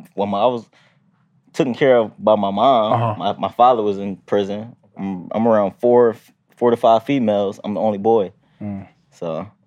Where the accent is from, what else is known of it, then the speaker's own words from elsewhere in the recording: Philadelphia, Pennsylvania, United States; Growing up in Philly, you know, got every hood has its ups and downs.